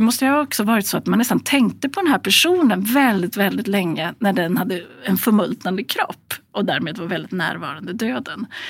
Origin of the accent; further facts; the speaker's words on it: Gävle, Gävleborg County, Sweden; i Gävle som är min hemstad